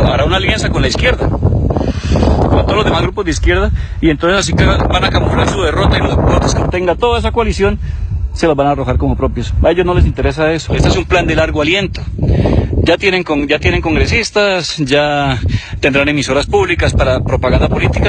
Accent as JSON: {"language": "Spanish", "town": "Bucaramanga", "region": "Santander", "country": "Colombia", "tie": "born or raised there", "said": "Yo que soy nacido en Bucaramanga"}